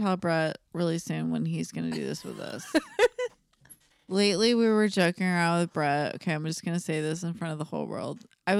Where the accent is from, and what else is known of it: California, United States